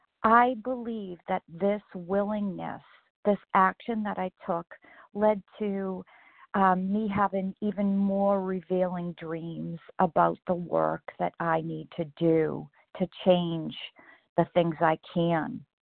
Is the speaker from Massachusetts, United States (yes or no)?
yes; Massachusetts, United States